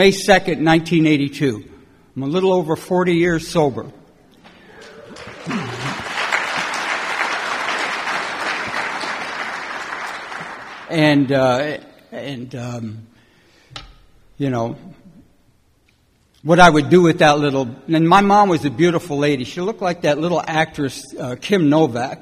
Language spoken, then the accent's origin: English; California, United States; also born or lived in Detroit, Michigan; I was born in Detroit, and I come out to California when I was about 7 years old and brought up in a little foster home and then an orphanage